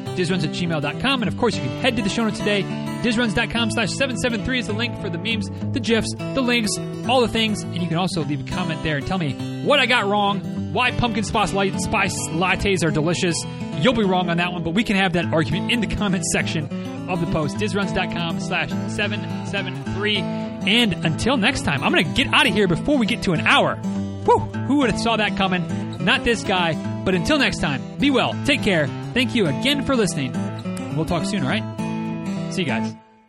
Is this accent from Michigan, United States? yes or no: yes; Michigan, United States; now in Florida, United States; I'm from Michigan